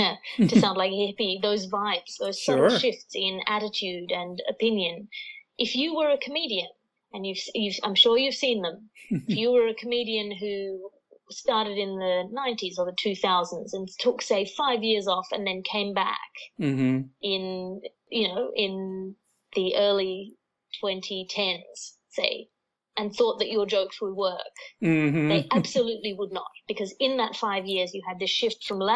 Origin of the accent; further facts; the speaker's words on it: Australia; now in London, United Kingdom; I'm here in Australia, which is not actually usual for me, despite being an Australian. I'm normally based in London